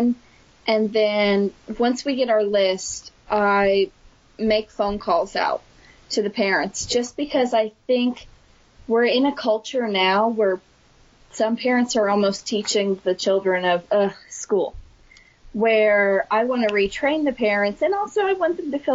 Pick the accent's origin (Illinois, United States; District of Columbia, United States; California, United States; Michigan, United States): Illinois, United States; near Johnston City, Southern; I picked up a job in my hometown as a Title I math aide for 2 years, and then that led me on to my current job now of teaching in a nearby community of Johnston City, Illinois